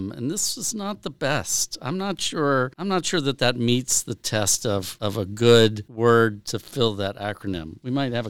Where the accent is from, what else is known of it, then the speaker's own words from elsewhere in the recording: Texas, United States; Growing up and following government and politics in Texas